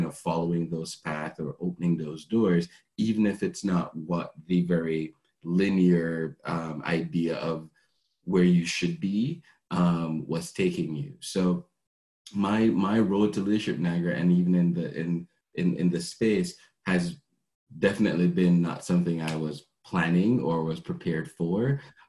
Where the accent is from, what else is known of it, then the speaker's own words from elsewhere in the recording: Jamaica; now in Canada; So I moved from Jamaica to be here in Canada to pursue culinary arts.